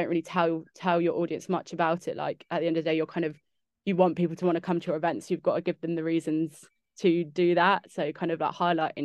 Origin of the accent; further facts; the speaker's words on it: Windsor, South East England, United Kingdom; I'm from Windsor